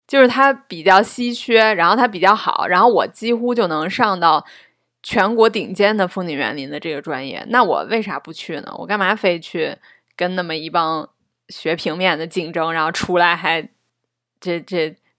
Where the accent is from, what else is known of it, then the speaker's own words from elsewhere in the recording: Beijing, China; also born or lived in Zhengzhou, Henan; 我是生在郑州的，然后长到不到六岁的时候，然后我们全家才搬来北京的。